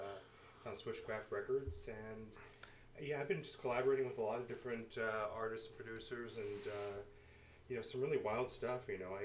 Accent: San Francisco, California, United States; I was born and raised here. I was one of the few.

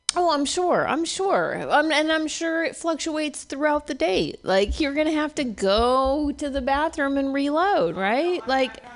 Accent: Oregon, United States; moved away; I was born in Oregon, so I have re- Oregon relatives

